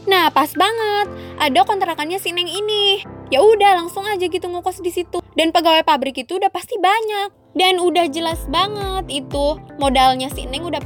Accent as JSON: {"language": "Indonesian", "country": "Indonesia", "said": "Gue orang Indo aja susah woi, lu udah dapetin orang India."}